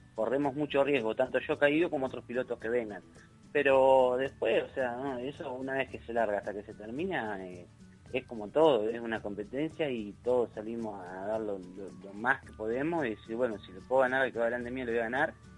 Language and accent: Spanish; Mar de Ajó, Buenos Aires Province, Argentina; Yo soy de Marajó, del Partido de la Costa